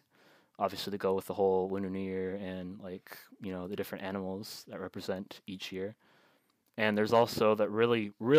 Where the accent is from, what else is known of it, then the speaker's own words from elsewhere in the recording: Tampa, Florida, United States; we're from Tampa.